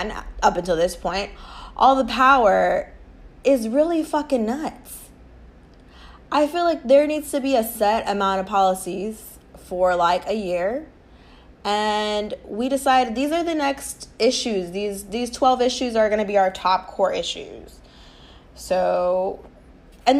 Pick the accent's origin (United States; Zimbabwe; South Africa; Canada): United States; Us, as the American people